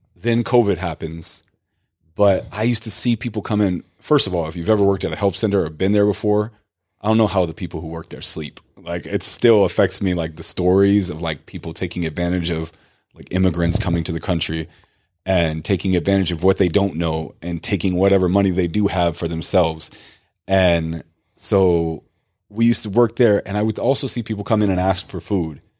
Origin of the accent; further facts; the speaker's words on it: United States; first language English; I was the ignorant, like, you know, American who only knew one